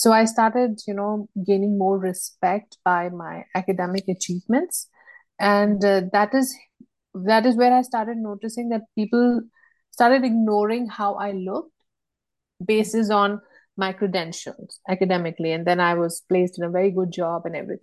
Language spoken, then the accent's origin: English; India; moved away; also born or lived in Bangladesh / United States; I am from India